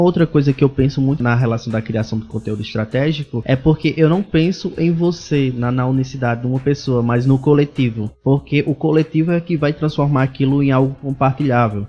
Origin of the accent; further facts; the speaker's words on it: Parelhas, Rio Grande do Norte, Brazil; Eu sou do Rio Grande do Norte, de, de Parelhas